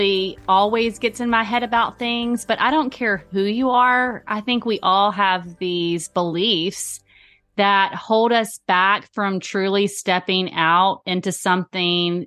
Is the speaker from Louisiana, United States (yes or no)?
yes; Louisiana, United States; I am from the Deep South in Louisiana.